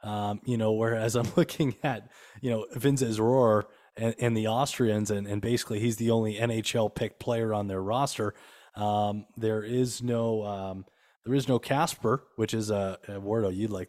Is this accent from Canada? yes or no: yes; London, Ontario, Canada; moved away as an adult; now in Kitchener, Canada; So when I was a kid growing up in London, yes, you know, London Knights fan here.